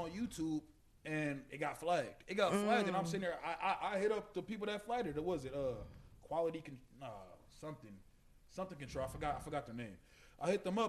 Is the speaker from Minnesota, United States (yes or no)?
yes; Minnesota, United States; We all from Minnesota